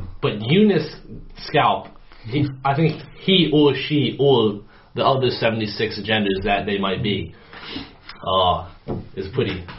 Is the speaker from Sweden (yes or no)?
yes; Sweden; first language en; I consider English as my mother tongue, even though I was born and raised in Sweden.